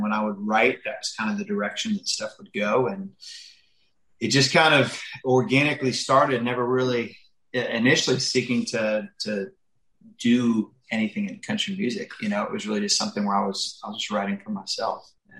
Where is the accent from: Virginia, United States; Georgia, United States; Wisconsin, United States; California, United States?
Virginia, United States; Northern; I grew up in Northern Virginia, where just, you know, you're outside of DC. It's country just isn't as much of a thing up there. And so then I wound up going to school down in Central Virginia